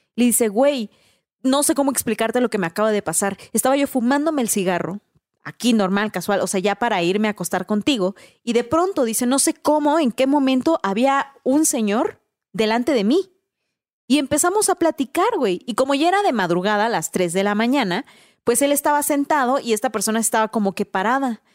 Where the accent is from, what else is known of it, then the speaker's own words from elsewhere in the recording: Mexico; como mexicanos no se nos haría raro